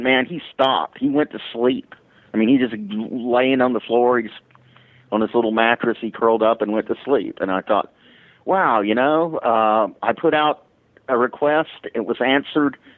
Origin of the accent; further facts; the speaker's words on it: Dallas, Texas, United States; I grew up in the Church of Christ in an era when the Church of Christ was known for being legalistic and exclusivistic, and I was in Dallas, Texas